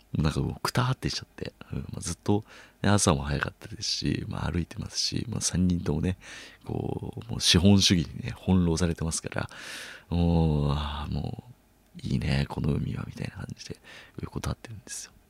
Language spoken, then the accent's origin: Japanese; Chiba, Japan; now in Tokyo, Japan; 僕がね、千葉出身ってことで